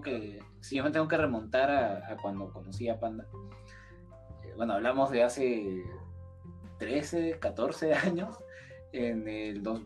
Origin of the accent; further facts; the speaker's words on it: Lima, Peru; soy de Lima, Perú